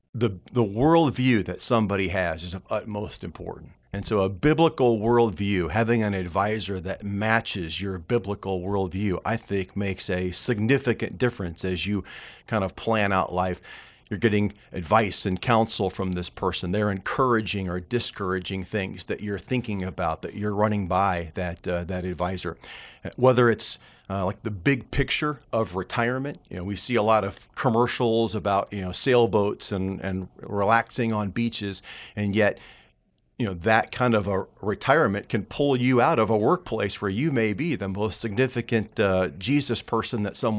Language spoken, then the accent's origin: English; Kankakee, Illinois, United States; Okay, yeah, I grew up around Olivet, which is a Nazarene college there in Illinois.